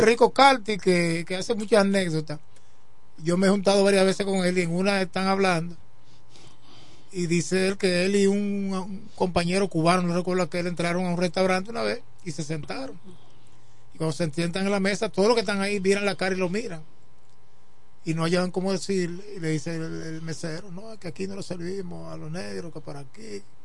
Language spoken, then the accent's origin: Spanish; La Romana, Dominican Republic; yo soy romanense, no puede haber un equipo en mi pueblo, en mi ciudad natal